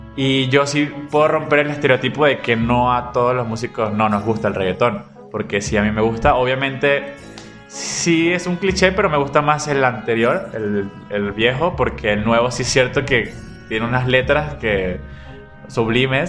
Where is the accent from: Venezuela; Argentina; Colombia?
Venezuela; now in Guadalajara, Mexico; como venezolanos